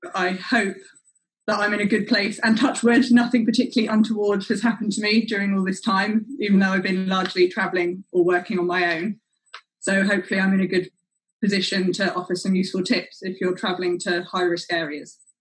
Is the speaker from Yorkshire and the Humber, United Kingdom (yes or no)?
no; London, United Kingdom; I'm from London and I work as an emerging markets consultant